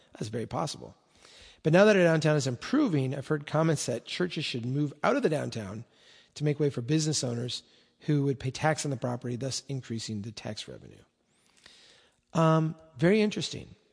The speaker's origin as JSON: {"language": "English", "town": "Brainerd", "region": "Minnesota", "country": "United States", "tie": "born or raised there", "said": "my hometown here in Brainerd"}